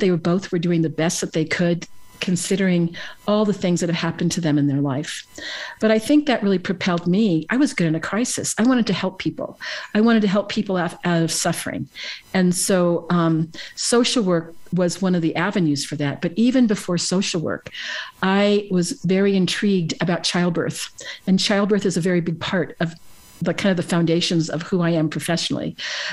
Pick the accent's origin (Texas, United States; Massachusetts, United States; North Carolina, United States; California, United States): California, United States; San Francisco; I was born in San Francisco, California